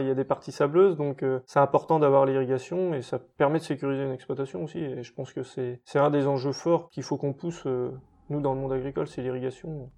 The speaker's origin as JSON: {"language": "French", "area": "Touraine", "region": "Centre-Val de Loire", "country": "France", "tie": "born or raised there", "also_born_or_lived": "Angers", "said": "mon enfance en Touraine, bah, de toute façon, je suis né à Teneuil"}